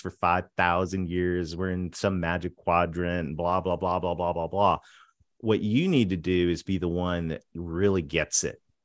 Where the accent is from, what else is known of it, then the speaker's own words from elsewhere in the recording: southwestern Ontario, Canada; grew up between a dairy farm and a pig farm on a dirt road in southwestern Ontario, right across from Rochester